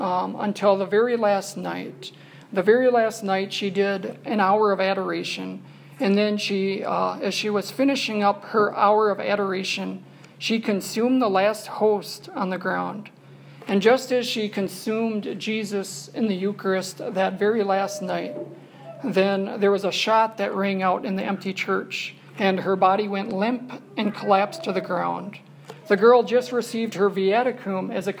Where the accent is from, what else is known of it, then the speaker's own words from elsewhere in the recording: New Ulm, Minnesota, United States; I come from New Ulm, and in New Ulm, we also have a perpetual adoration chapel